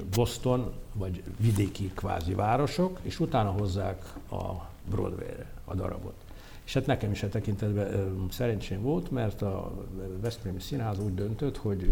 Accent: Mukachevo, Zakarpattia Oblast, Ukraine; moved away as an adult; now in Hungary; Én voltam az első zsidó gyerek munkácson

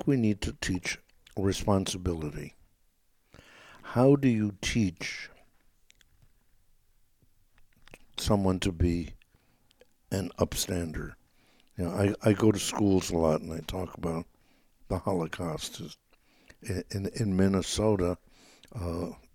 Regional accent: Hanover, Lower Saxony, Germany; moved away; I was born in Hanover and automatically would be a citizen.

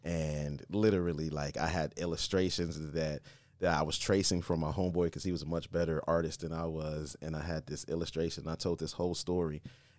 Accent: Columbus, Ohio, United States; also born or lived in Akron / California / Colorado; Columbus, Ohio.

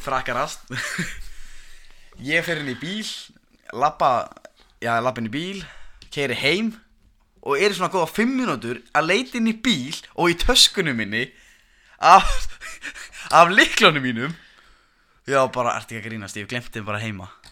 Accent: Reykjanesbær, Southern Peninsula, Iceland

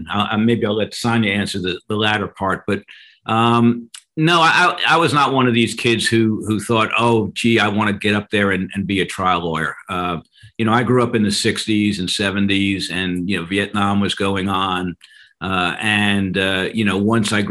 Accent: New York, United States; also born or lived in Queens; I was born in New York City and grew up part of my uh, youth uh, in Queens, and then uh, moved out to Long Island.

